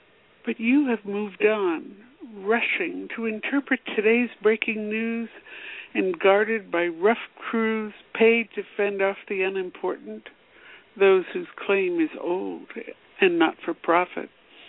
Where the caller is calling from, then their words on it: Washington, District of Columbia, United States; Washington, D.C.